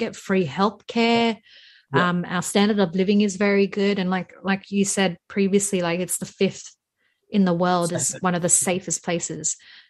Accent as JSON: {"language": "English", "town": "Sydney", "region": "New South Wales", "country": "Australia", "tie": "born or raised there", "also_born_or_lived": "Randwick, Sydney", "said": "Because I've been in the Liverpool since 98. So we moved from Randwick all the way to Liverpool."}